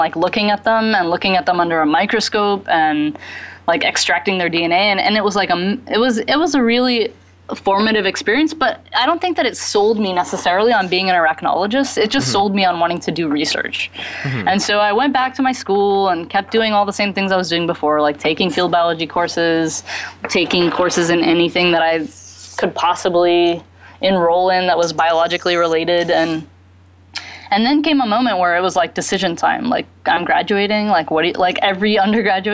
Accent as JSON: {"language": "English", "region": "Texas", "country": "United States", "tie": "born or raised there", "also_born_or_lived": "Bahamas", "moved": "yes", "said": "I grew up in Texas"}